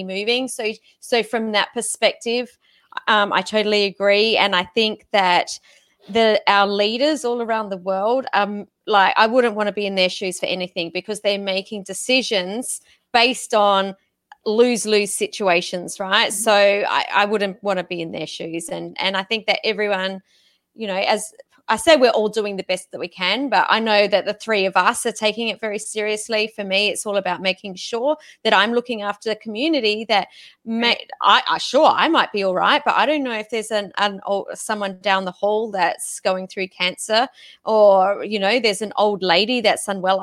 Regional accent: Australia; I'm Australian

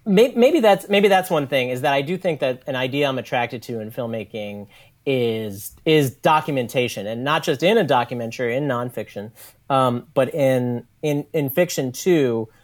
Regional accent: New York City, New York, United States; also born or lived in Brooklyn; I grew up in New York City. I grew up on the Lower East Side

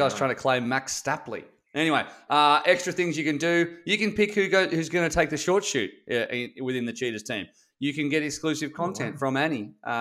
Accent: Australia; I'm Australian

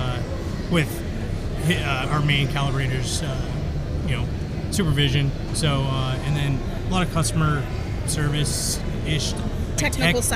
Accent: Idaho, United States; moved away; I grew up in Idaho

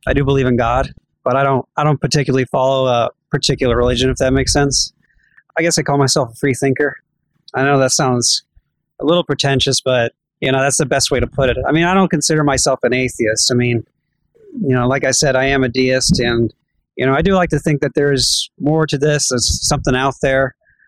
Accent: Georgia, United States; also born or lived in New Jersey; I was born in New Jersey, and I was 3 months old, and then right away we went down to Georgia, and I've been here ever since

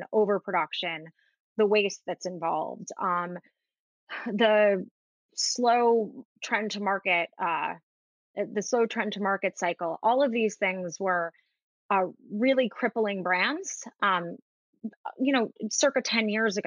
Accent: New York City, New York, United States; I grew up in Manhattan and I live in Manhattan

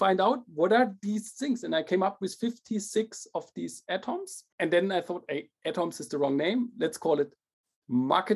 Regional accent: Germany; also born or lived in Paris / Shanghai / St. Gallen; Started at HFU in Germany. That's a German university near my hometown

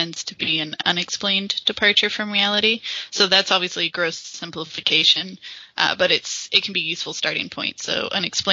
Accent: California, United States; moved away as an adult; now in Edinburgh, United Kingdom; I'm originally from California, but I have moved to Scotland and now live in Edinburgh

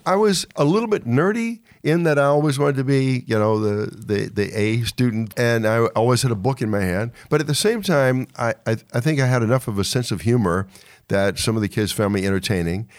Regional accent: Charles City County, Virginia, United States; moved away as an adult; also born or lived in Baltimore / New York; I was born and raised in Virginia

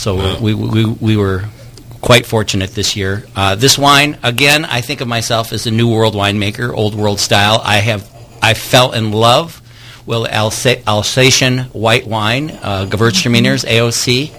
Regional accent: Rockford, Illinois, United States; moved away as an adult; also born or lived in Kenya; I grew up in Rockford, Illinois

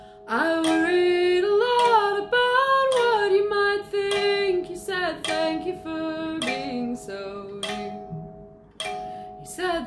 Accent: New Jersey, United States; New Jersey.

